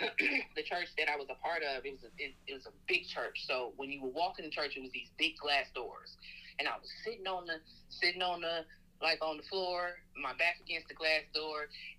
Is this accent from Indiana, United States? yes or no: yes; Indiana, United States; moved away as an adult; now in Birmingham, United States; I'm from the Midwest, Indiana, Hoosier.